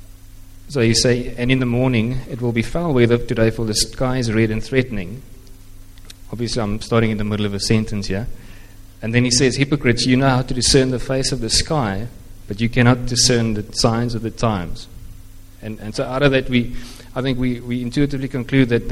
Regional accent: Eastern Cape, South Africa; first language Afrikaans; English is a second language; moved away as an adult; also born or lived in Stellenbosch; growing up in the Eastern Cape

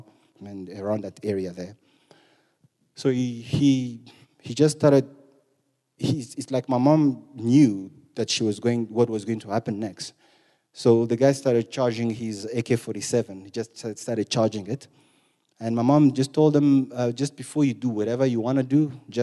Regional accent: eastern Congo, DR Congo; moved away; I'm from Congo, the eastern part of Congo

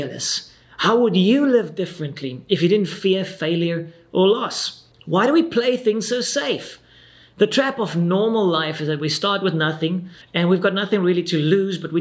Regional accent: South Africa; I'm this random pastor from South Africa

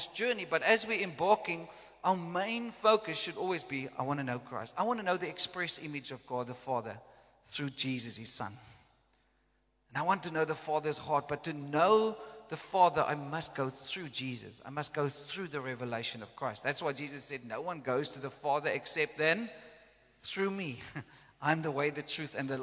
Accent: South Africa; first language Afrikaans; English is a second language; I came from Afrikaans background

